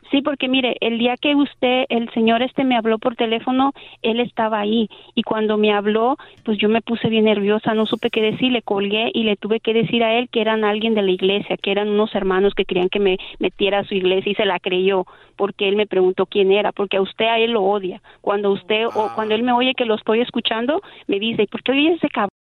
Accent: Mexico; yo soy mexicana

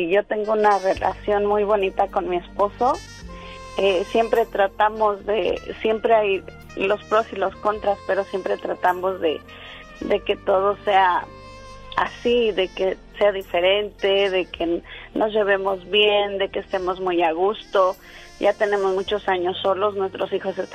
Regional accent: Rancho de la Rosa, Michoacán, Mexico; born there; En La Rosa. Se llama Rancho de la Rosa y es en Michoacán.

